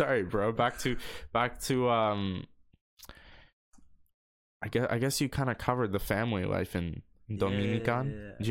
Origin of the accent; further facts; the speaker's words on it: Canada; I'm fucking Canadian.